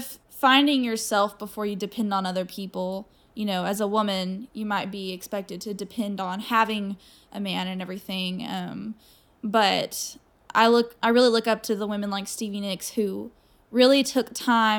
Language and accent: English; the South, United States; accent: Southern